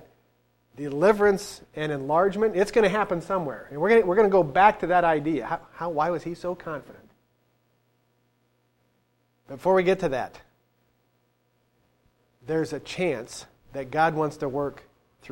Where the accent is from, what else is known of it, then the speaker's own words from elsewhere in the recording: United States; Us as American citizens